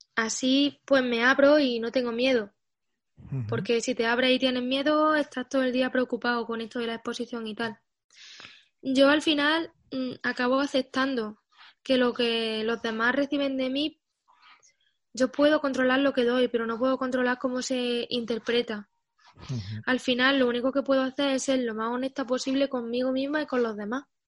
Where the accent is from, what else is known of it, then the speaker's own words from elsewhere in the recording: Pozoblanco, Andalusia, Spain; moved away as an adult; also born or lived in Barcelona; mi calle, donde yo he crecido de niña y he jugado en el patio, se llama Federico García Lorca